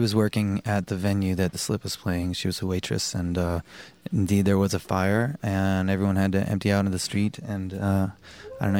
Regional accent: Providence, Rhode Island, United States; moved away as an adult; also born or lived in Boston, United States; now in Montreal, Canada; Andrew and I grew up in Providence

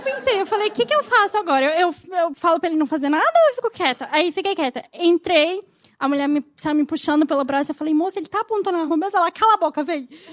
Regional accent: Minas Gerais, Brazil; moved away as an adult; now in Rio de Janeiro, Brazil; não sou do Rio, sou de Minas. E me mudei para o Rio há dois anos

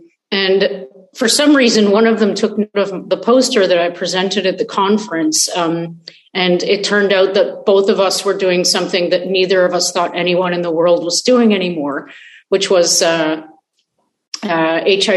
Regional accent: Canada; moved away as an adult; now in Israel; I am a Canadian. So one day, you know, if things turn around, I hope to be able to repatriate

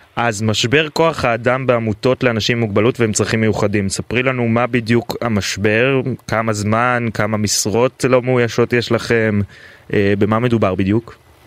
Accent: Tel Aviv, Tel Aviv District, Israel; גם בתור תל אביבי

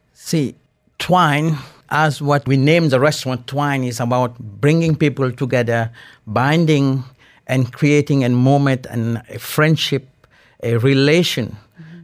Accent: Mauritius; now in Dubai, United Arab Emirates; from a very beautiful island, Mauritius. I'm in a coastal village on the northeast of the island. Uh, grew up with a fresh fish, seafood, and this is how I grew up.

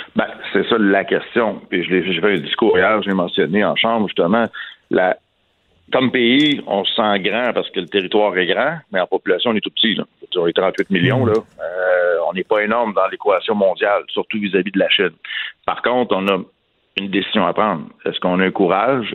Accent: Canada; ici, chez nous, au Canada

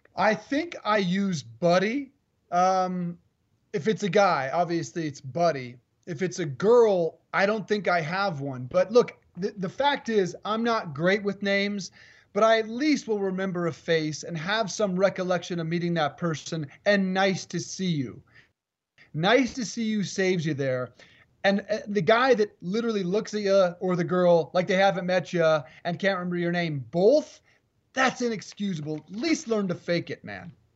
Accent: Colorado, United States; moved away; I'm in Colorado, in my home state

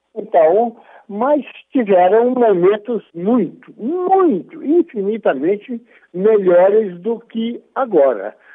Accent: Brazil; como brasileiro

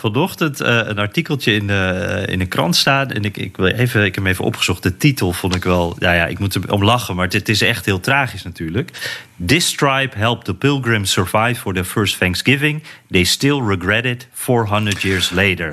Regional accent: Netherlands; als Nederlander die niet zo van wapens houdt

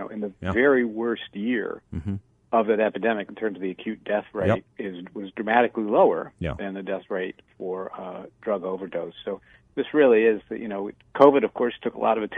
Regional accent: West Virginia, United States; moved away; I am from West Virginia

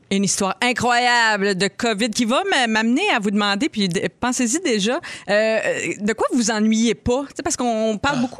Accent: Saint-Hyacinthe, Quebec, Canada; j'ai grandi à Saint-Hyacinthe. Je suis allée à l'école à Saint-Hyacinthe. On a tous grandi dans cette ville.

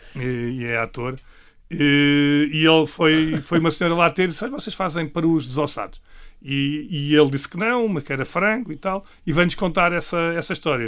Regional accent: Lisbon, Portugal; a Rua Zé da Verificação Chaves, que é a rua onde eu nasci

